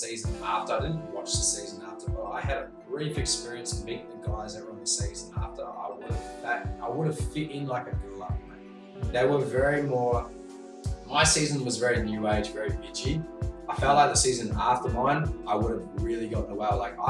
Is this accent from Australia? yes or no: no; New Zealand; also born or lived in South Africa; we moved to New Zealand when I was about 6 years old. Mm. So I grew up in New Zealand.